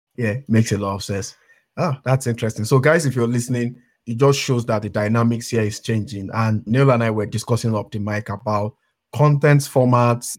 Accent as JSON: {"language": "English", "country": "Nigeria", "said": "I come from Nigeria"}